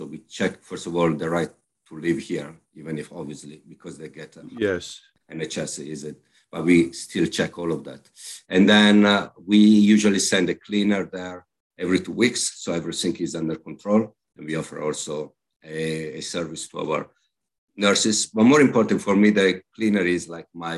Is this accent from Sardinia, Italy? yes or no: no; Milan, Lombardy, Italy; English is a second language; moved away as an adult; also born or lived in Hamburg, Germany / London, United Kingdom; now in Bristol, United Kingdom; I was born in Milan, I grew up in Milan